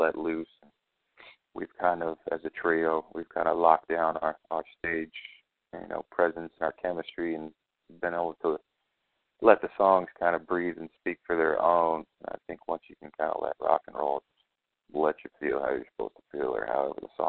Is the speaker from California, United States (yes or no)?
no; Reno, Nevada, United States; now in Nashville, United States; I grew up in Reno or just on the outside